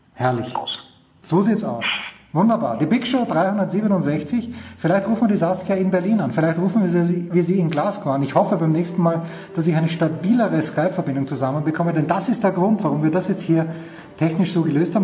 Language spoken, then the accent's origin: German; Austria; ich bin auch Österreicher